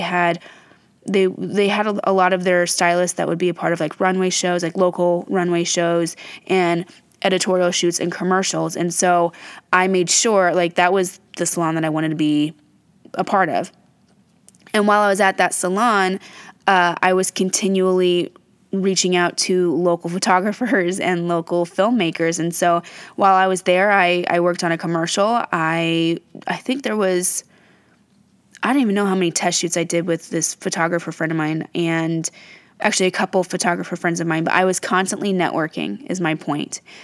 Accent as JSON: {"language": "English", "town": "Fort Wayne", "region": "Indiana", "country": "United States", "tie": "born or raised there", "said": "I'm from Fort Wayne, Indiana. That's my hometown"}